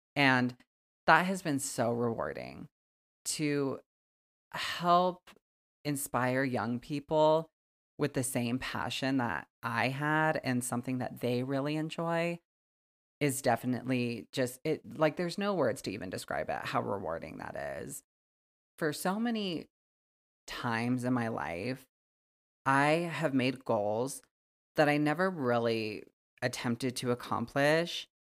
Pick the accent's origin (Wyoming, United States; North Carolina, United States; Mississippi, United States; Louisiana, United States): Wyoming, United States; I'm from Wyoming, born and raised, and I still fucking live here